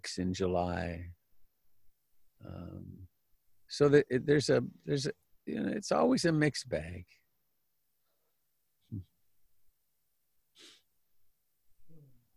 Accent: Canada; now in United States; even though I'm Canadian, my home is here.

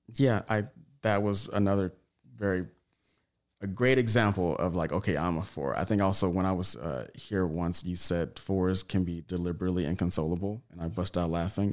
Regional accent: Tyler, Texas, United States; now in Los Angeles, United States; I'm from Tyler, Texas

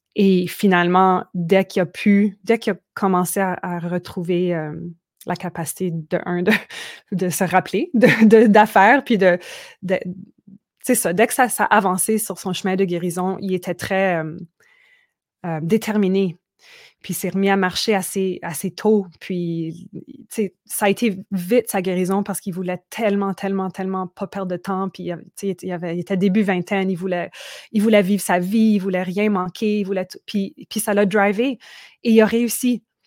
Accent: Manitoba, Canada; moved away; also born or lived in Quebec; d'où j'ai grandi, au Manitoba, puis où mes, parents sont encore

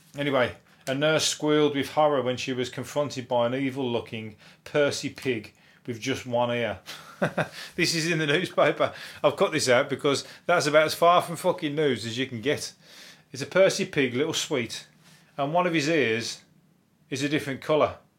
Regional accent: Birmingham, West Midlands, United Kingdom; I'm from Birmingham

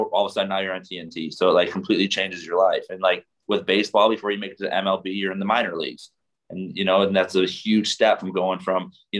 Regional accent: Michigan, United States; I'm from Michigan.

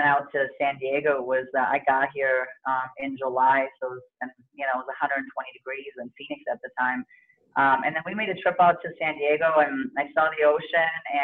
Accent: East Germany, Germany; I was born and raised in East Germany

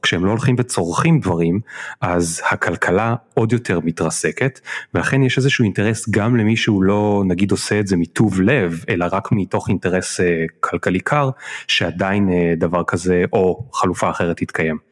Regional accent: Israel; אנחנו ישראלים

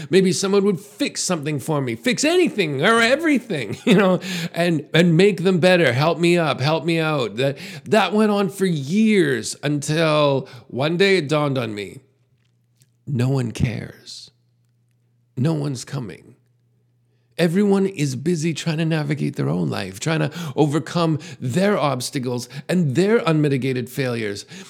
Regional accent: Canada; As a Canadian

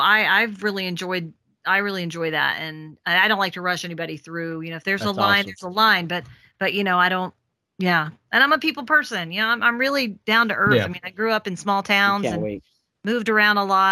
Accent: Memphis, Tennessee, United States; moved away; I'm from Memphis originally

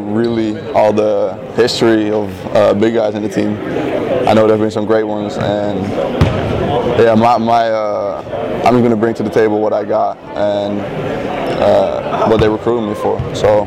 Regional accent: Amsterdam, North Holland, Netherlands; moved away; I'm from Amsterdam, the Netherlands.

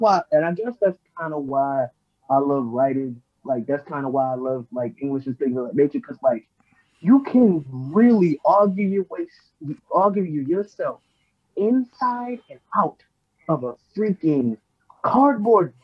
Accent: Baltimore, Maryland, United States; I'm from Baltimore.

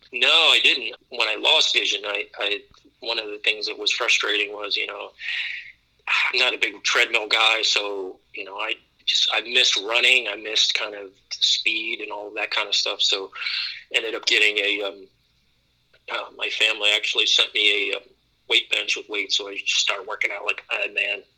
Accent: Youngstown, Ohio, United States; I grew up in the Midwest in Ohio, Youngstown, Warren area

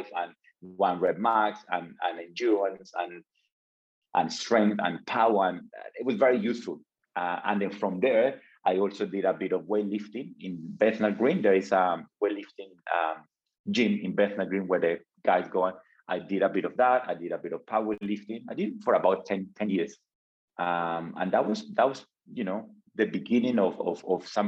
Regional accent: Colombia; moved away; back home. I'm from Colombia. I came from a small village

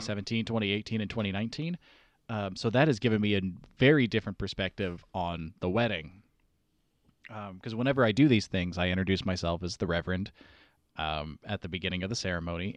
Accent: East Coast, United States; we are all from the East Coast

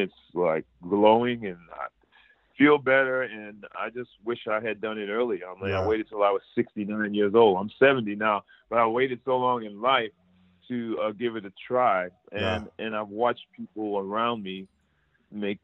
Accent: Providence, Rhode Island, United States; now in Los Angeles, United States; I grew up, born and raised in Providence, Rhode Island

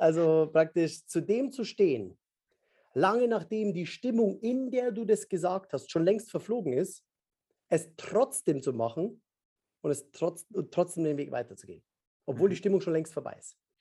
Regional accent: Upper Palatinate, Bavaria, Germany; ich bin in der Oberpfalz aufgewachsen

